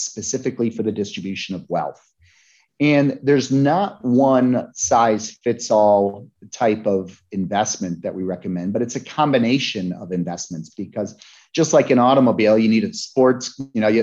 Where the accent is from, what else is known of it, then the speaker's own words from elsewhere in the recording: Lake Placid, New York, United States; the Olympics came to my hometown in Lake Placid, New York. I was 12 in 1980